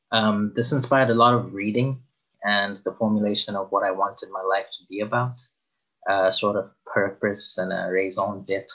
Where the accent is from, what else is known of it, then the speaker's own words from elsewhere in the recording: Zimbabwe; moved away as an adult; now in Belgium; I was born and raised in Zimbabwe and then subsequently moved to Belgium, where I've been living for the past 8 years or so.